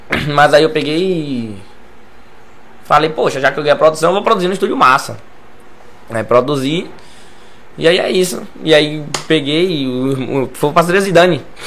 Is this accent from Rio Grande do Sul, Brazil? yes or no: no; Lauro de Freitas, Bahia, Brazil; Não saí de Lauro